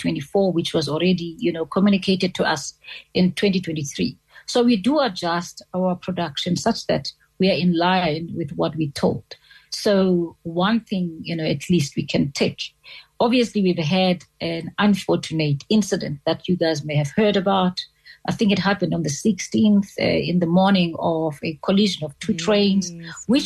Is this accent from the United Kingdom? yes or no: no; South Africa; as a South African